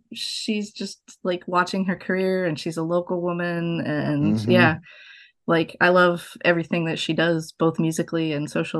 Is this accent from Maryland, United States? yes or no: no; Lincoln, Nebraska, United States; So growing up in Lincoln, Nebraska on Lonsdale Drive was, you know, kind of an idyllic little...